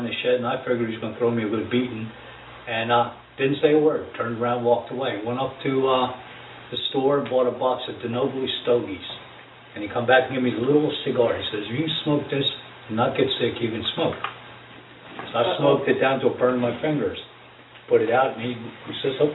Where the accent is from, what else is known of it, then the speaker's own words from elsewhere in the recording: Ewing Township, New Jersey, United States; I grew up in Ewing Township in uh, New Jersey.